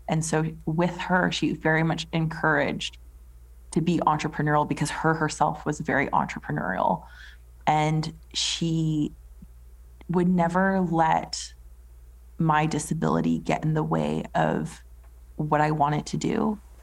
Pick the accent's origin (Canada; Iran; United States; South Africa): Canada; Edmonton, Alberta; moved away as an adult; now in England; I was born in Edmonton, Alberta, in Canada. Um, so, like a small city